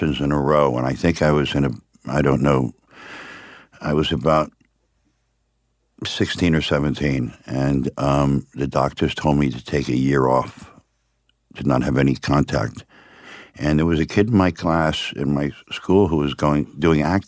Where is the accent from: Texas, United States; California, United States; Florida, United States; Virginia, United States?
Florida, United States; Miami; also born or lived in upstate New York; I was born upstate New York, right. But I was raised in Miami